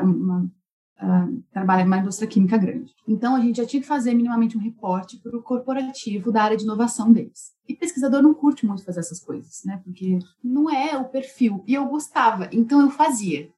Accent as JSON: {"language": "Portuguese", "town": "Campinas", "region": "São Paulo", "country": "Brazil", "moved": "as an adult", "said": "nós somos de Campinas, interior de São Paulo, do Brasil"}